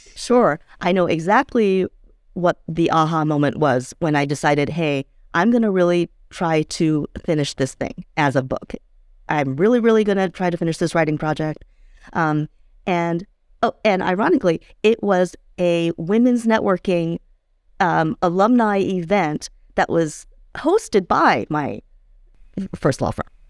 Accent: D.C., the Virginia suburbs of Washington, United States; I grew up in the Virginia suburbs of D.C.

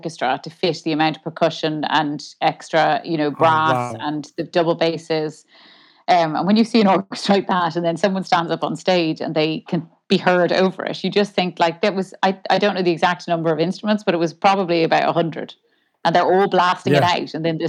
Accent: Dublin, Leinster, Ireland; I'm from Dublin. Yeah. I mean, we moved around a good bit, but yeah, I'm from Dublin.

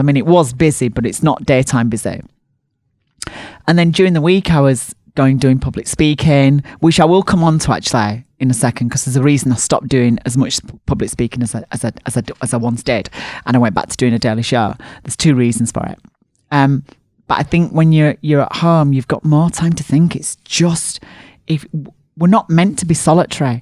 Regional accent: Barnsley, Yorkshire and the Humber, United Kingdom; bigged up my hometown

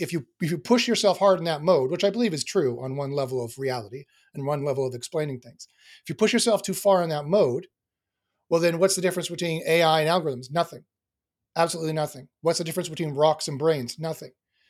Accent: Winnipeg, Manitoba, Canada; I was born and raised in Winnipeg, Manitoba.

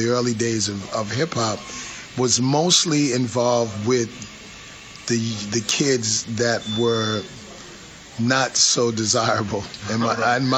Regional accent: New York City, New York, United States; growing up in the Bronx, I grew up in public housing

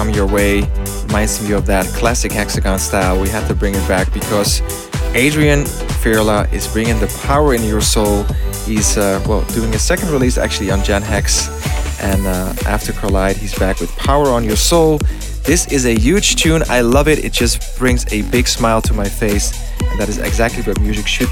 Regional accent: Amsterdam, North Holland, Netherlands; from the Amsterdam to be precise, my hometown

